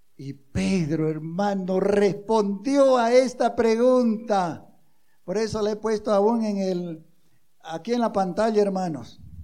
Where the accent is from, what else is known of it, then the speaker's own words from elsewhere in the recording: Bolivia; somos, como bolivianos